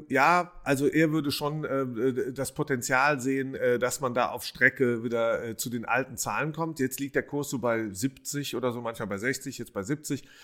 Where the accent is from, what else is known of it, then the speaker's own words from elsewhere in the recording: Rhineland, Germany; also jemand aus dem Rheinland, aus meiner Heimat